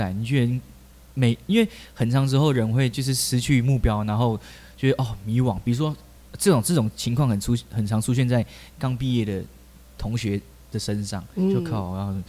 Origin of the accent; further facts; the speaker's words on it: Taichung, Taiwan; 我刚高中就是在我住台中，我是台中人，然后我在台中火车站的地下道开始表演。